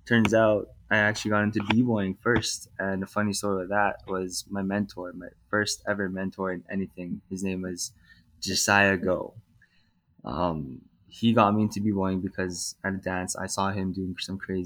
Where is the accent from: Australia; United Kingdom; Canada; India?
Canada; Calgary, Alberta; I was born and raised here in Calgary, Canada